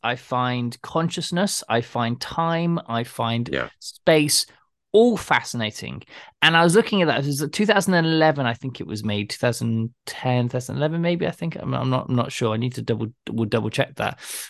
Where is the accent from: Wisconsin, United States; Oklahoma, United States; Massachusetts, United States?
Massachusetts, United States; Plymouth; Plymouth, my hometown. That's why I love it.